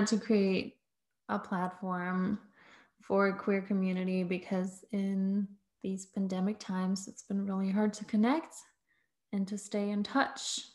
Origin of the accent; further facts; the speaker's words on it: Berlin, Germany; I'm from Berlin in Germany